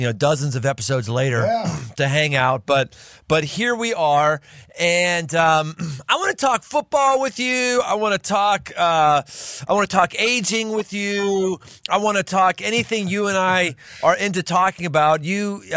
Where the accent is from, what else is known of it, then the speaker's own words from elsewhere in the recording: Cincinnati, Ohio, United States; also born or lived in Pittsburgh; Solomon lives in Cincinnati, my hometown